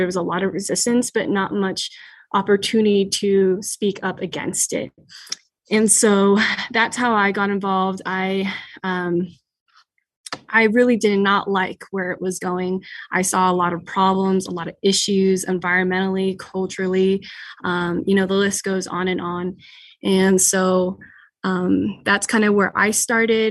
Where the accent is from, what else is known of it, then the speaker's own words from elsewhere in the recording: United States; I am from the Fort McDermitt Paiute Shoshone tribe.